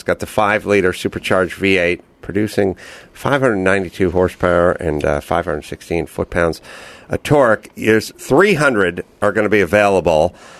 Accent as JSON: {"language": "English", "town": "Los Angeles", "region": "California", "country": "United States", "tie": "born or raised there", "said": "So, I grew up out here in North Hollywood and, you know, in the 80s and everything."}